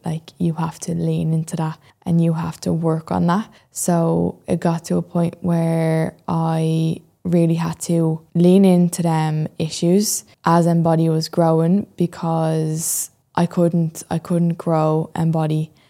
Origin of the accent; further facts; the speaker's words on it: Dublin, Leinster, Ireland; I'm twenty-three and I'm from Dublin